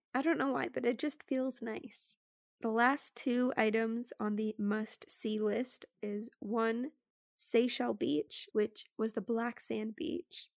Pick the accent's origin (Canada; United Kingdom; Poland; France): Canada; me being Canadian